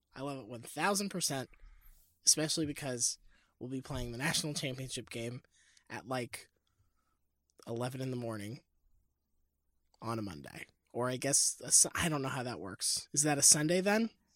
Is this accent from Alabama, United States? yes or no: yes; Mobile, Alabama, United States; I am from Mobile